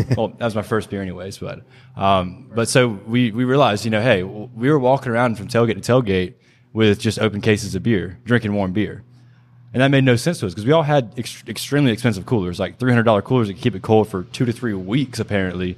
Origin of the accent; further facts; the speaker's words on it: Pickens, South Carolina, United States; I'm, I'm originally from Pickens, South Carolina, small town near Greenville.